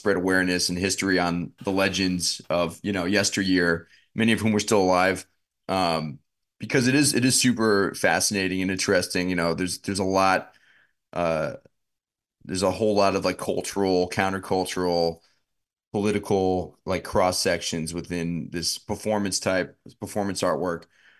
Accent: Queens, New York, United States; You know, I'm a New York boy. I'm from Queens. You know, my family, my grandma are from Jackson Heights.

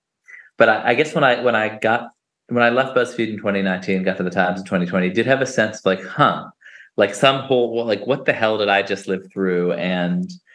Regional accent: New York City, New York, United States; also born or lived in Brooklyn, New York; I grew up in the Upper West Side of Manhattan and now live in Ditmas Park in Brooklyn

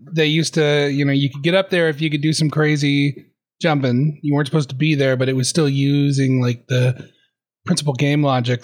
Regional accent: Arizona, United States; also born or lived in Seattle / Vancouver; now in Canada; I'm from Arizona, and then I moved to Seattle

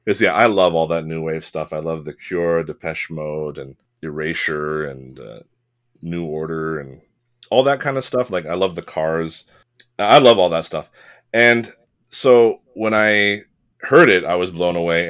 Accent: California, United States; I was born in California to, uh, an American father and an Italian mother

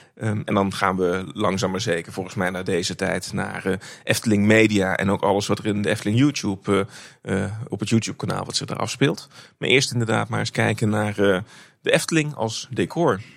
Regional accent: North Brabant, Netherlands; Ik ben opgegroeid in, opgegroeid in Brabant

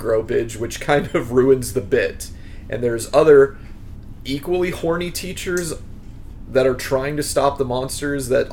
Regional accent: Midwest, United States; I grew up in the Midwest, so all I'm familiar with is abstinence only.

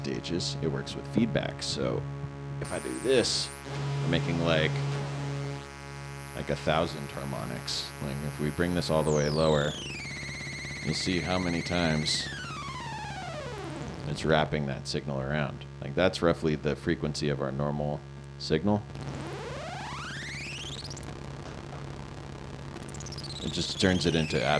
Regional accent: Northern California, United States; moved away as an adult; now in Los Angeles, United States; I grew up in NorCal

